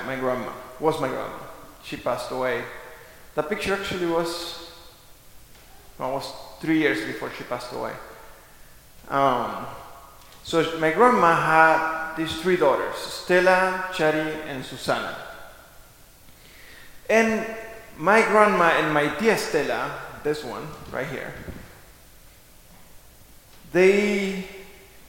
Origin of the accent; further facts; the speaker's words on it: Argentina; moved away; I grew up in Argentina, we were raised pretty much from my grandma